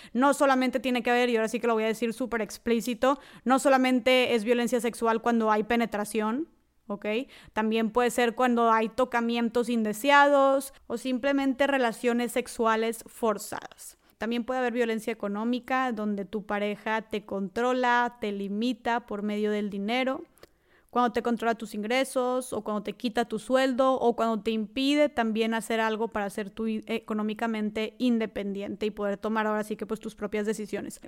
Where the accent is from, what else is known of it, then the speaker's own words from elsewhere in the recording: Nuevo León, Mexico; yo soy del estado de Nuevo León, al norte de México